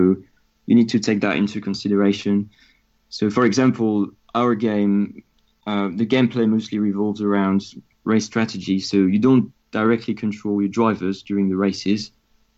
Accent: France; accent: French; English is a second language; moved away; I'm French, as you can hear from my accent

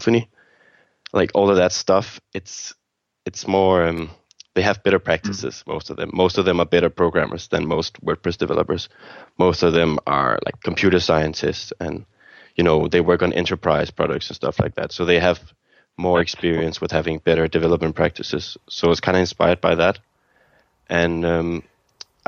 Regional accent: Copenhagen, Capital Region of Denmark, Denmark; I'm from Denmark, Copenhagen, Denmark

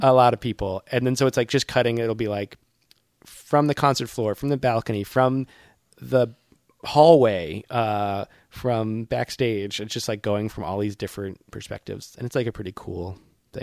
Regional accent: near Boston, Massachusetts, United States; My hometown, not far from my college, uh, is far enough from Boston

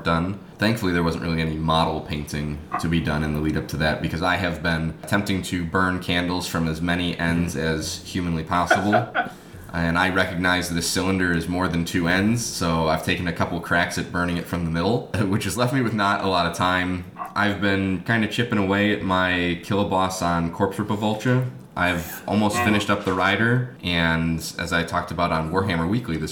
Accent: Chicago suburbs, Illinois, United States; I'm actually from a suburb

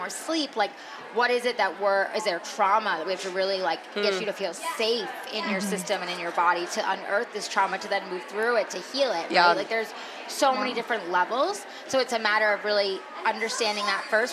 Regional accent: New York, United States; moved away; also born or lived in California; I'm originally from New York. Yeah. So I'm like, you know, a New York girl at heart. And then I lived in California for 11 years

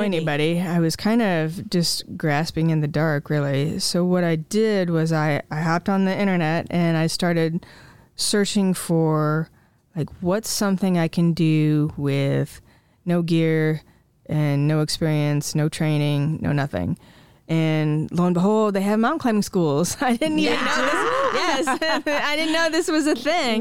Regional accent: Jesup, Iowa, United States; also born or lived in Marengo, Iowa; I grew up in Jessup on the small family farm, um, just south of town

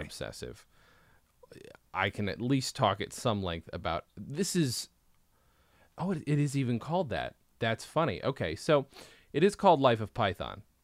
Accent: United States; also born or lived in England; we're American

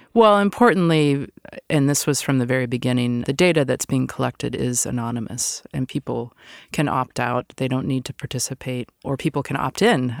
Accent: Seattle, Washington, United States; moved away; I'm originally from Seattle

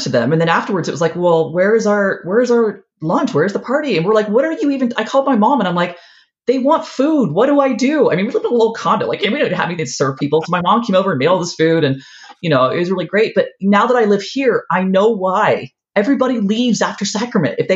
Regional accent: California, United States; also born or lived in Ohio; I didn't grow up here. I grew up in California and yeah. in Ohio, and then we moved here.

